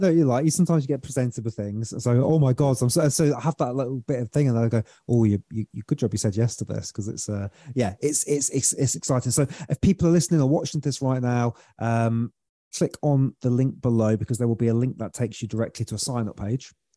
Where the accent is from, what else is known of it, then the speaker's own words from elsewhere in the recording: United Kingdom; accent: British; my beautiful British accent